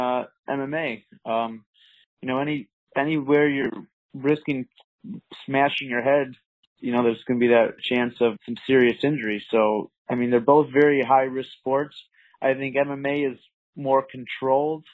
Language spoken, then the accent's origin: English; Bartlett, Illinois, United States; I grew up in the suburbs of Chicago, Illinois, in a little town called Bartlett.